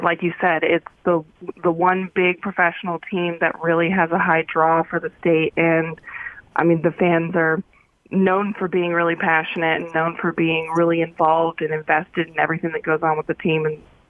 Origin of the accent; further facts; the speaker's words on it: Paradise, California, United States; And when I say I'm from Paradise, there's always kind of like this really bummer look on their face